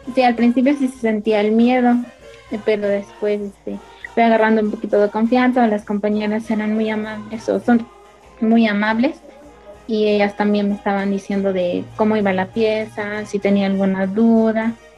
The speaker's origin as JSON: {"language": "Spanish", "area": "Santa María Tepec", "region": "Oaxaca", "country": "Mexico", "said": "soy de Santa María Tepec"}